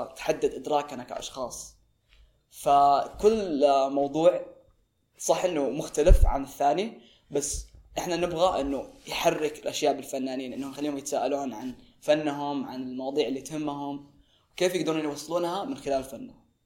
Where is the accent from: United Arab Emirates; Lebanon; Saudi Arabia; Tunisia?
Saudi Arabia; احنا كسعوديين